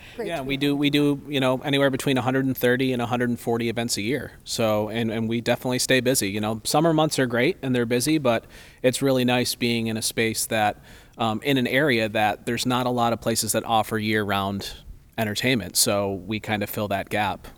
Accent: the Berkshires, Massachusetts, United States; moved away as an adult; I grew up here in the Berkshires and, uh, left for ten years and then came back

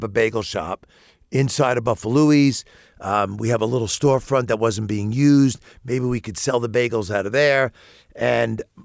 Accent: New York City, New York, United States; now in Bloomington, United States; I'm born and raised in New York City

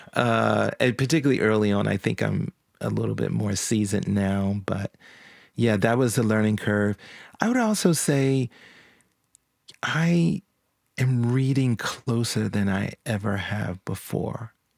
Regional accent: Philadelphia, Pennsylvania, United States; now in Nashville, United States; I grew up in Philadelphia.

